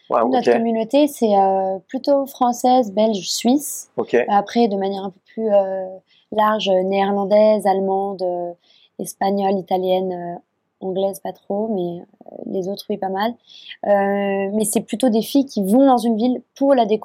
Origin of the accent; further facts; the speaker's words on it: Japan; identité européenne euh, qui était si, si, éloignée en fait de ce que tout ce que j'avais connu moi en grandissant au Japon